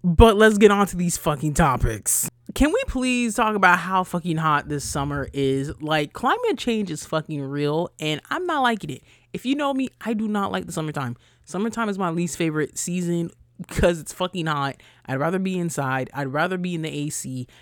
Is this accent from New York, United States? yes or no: yes; Rockland County, New York, United States; I'm from Rockland County